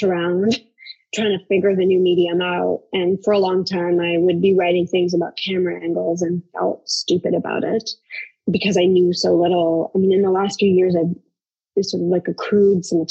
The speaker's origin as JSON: {"language": "English", "country": "Canada", "said": "I'm Canadian"}